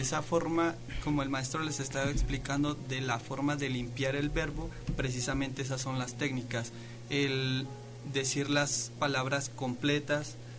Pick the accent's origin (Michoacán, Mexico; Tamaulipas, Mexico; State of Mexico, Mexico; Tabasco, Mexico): State of Mexico, Mexico; Nosotros como mexiquenses, como mexicanos